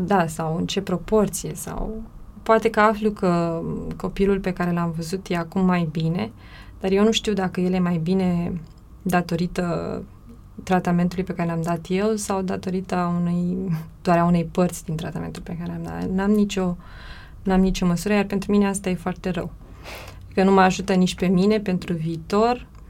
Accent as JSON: {"language": "Romanian", "country": "Romania", "tie": "born or raised there", "also_born_or_lived": "Bucharest", "moved": "as an adult", "said": "în orașul natal, fiindcă amândoi suntem din același oraș"}